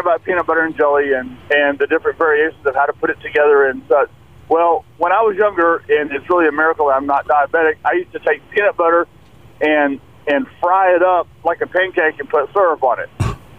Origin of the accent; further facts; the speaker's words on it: Abilene, Texas, United States; I'm from Abilene